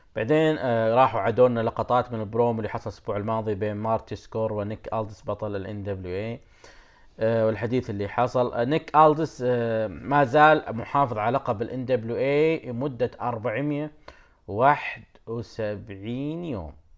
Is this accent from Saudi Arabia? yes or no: yes; Saudi Arabia; عندنا بالسعوديه